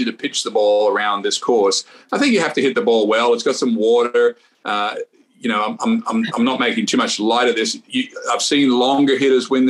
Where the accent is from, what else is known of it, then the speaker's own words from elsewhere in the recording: Australia; I'm Australian